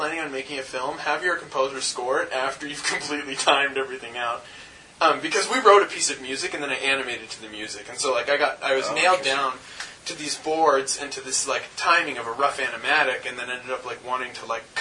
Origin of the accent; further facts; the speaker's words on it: North Carolina, United States; I grew up in North Carolina and I was like the only brown kid around for like 100 miles in any direction